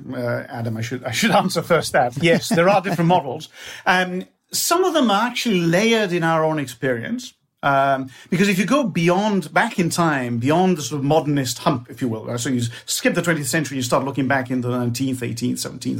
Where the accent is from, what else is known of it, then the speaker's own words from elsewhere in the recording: Bologna, Emilia-Romagna, Italy; English is a second language; And so, for example, I come from Bologna, a lovely town in northern Italy where lasagna and tortellini and lots of good things come from.